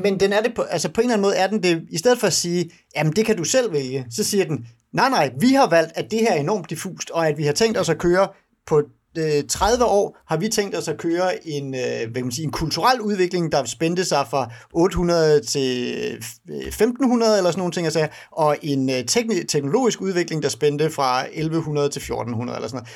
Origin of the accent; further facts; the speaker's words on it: Denmark; for mig som dansker